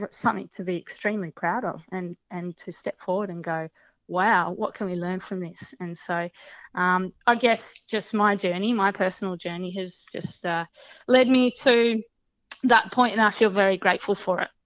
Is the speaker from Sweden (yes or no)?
no; Dandenong Ranges, Victoria, Australia; moved away as an adult; now in Broome, Australia; I also grew up in Victoria. Um, so I uh, grew up in the patch in the in the Dandenong Ranges